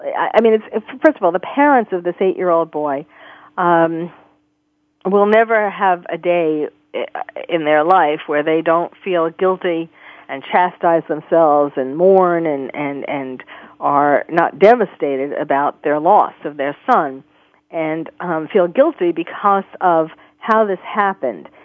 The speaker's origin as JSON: {"language": "English", "region": "New York", "country": "United States", "tie": "born or raised there", "said": "I grew up in New York"}